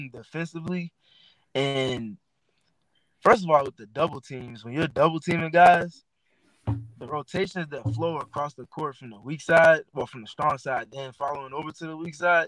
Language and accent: English; Maywood, Illinois, United States; I'm from Maywood, Illinois, about 15 minutes west of Chicago